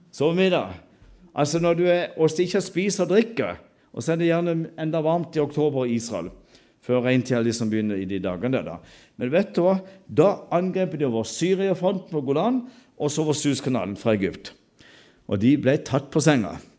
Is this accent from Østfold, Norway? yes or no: no; Sørlandet, Agder, Norway; alle disse stammespråkene hjemme på Sørlandet